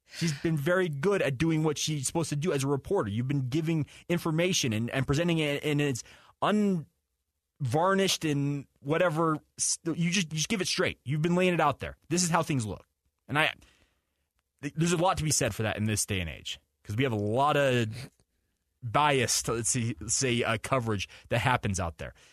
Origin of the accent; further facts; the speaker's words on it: Western United States, United States; I'm a kid that's born and raised in the Western United States.